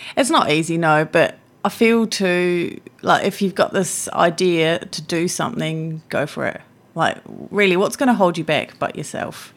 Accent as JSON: {"language": "English", "country": "Switzerland", "tie": "born or raised there", "also_born_or_lived": "Blenheim, New Zealand / Wellington, New Zealand", "moved": "as an adult", "lives_now": "New Zealand", "said": "most of my childhood I was in Switzerland"}